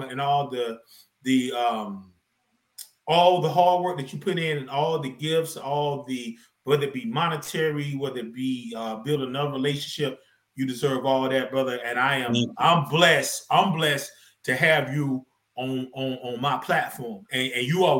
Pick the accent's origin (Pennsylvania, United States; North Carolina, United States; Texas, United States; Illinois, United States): North Carolina, United States; moved away; I'm from North Carolina originally, North Carolina.